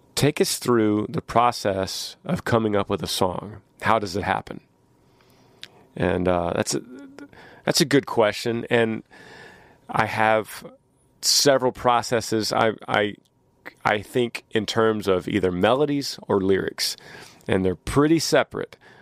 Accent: Austin, Texas, United States; we're from Austin, Texas

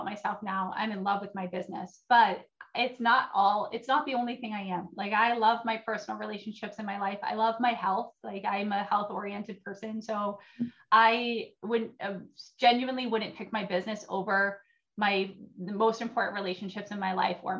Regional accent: New Hampshire, United States; moved away as an adult; now in Minnesota, United States; I'm from New Hampshire

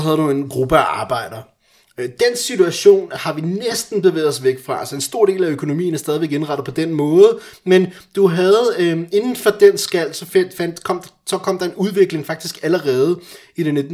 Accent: Iran; now in Denmark; jeg er iraner

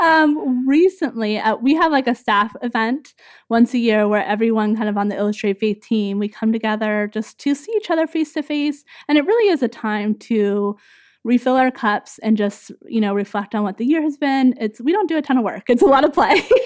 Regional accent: Northern California, United States; moved away as an adult; also born or lived in Minnesota; we grew up in Northern California

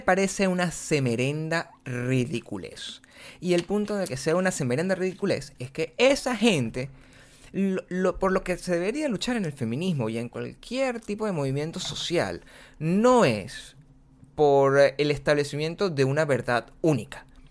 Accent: Venezuela; moved away; si nosotros venimos de Venezuela

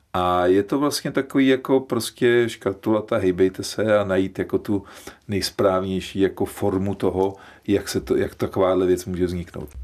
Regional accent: Czechia; že jsme Češi

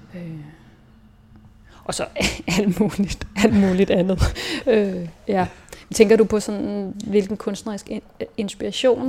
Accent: Hillerød, Capital Region of Denmark, Denmark; also born or lived in Berlin; jeg er vokset op i Hillerød, som ligger nord for, nord for København

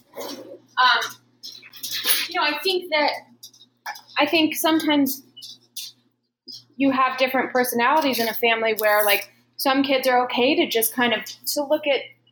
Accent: Loveland, Colorado, United States; moved away as an adult; also born or lived in Los Angeles; what a culture shock Los Angeles is after growing up on the Front Range in Colorado

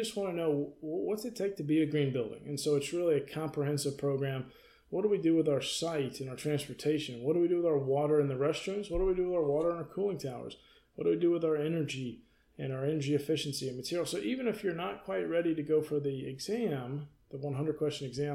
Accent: North Georgia Mountains, United States; now in Atlanta, United States; I grew up in the North Georgia Mountains

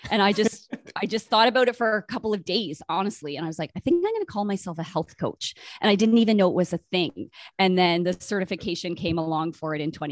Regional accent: Brockville, Ontario, Canada; now in Winnipeg, Canada; I did not grow up here. I grew up in Brockville, Ontario, kind of between Toronto and Ottawa.

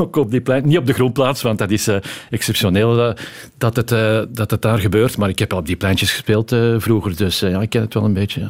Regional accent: Antwerp, Flanders, Belgium; Ik ben van Antwerpen

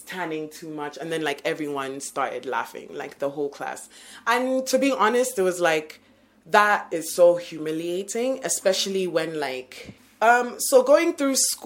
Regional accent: Uganda; now in Kenya; I'm from Uganda

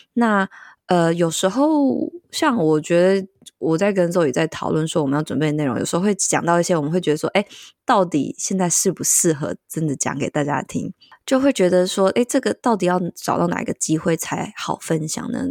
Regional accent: central Taiwan, Taiwan; also born or lived in Tainan; 我就是搬离了台南这样子，回到中部。对，就是我，因为我是中部人这样

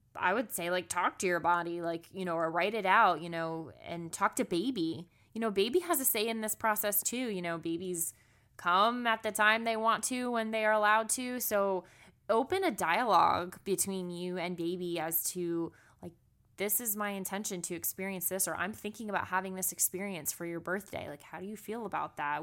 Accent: South Florida, United States; now in Atlanta, United States; I'm born and raised in Florida

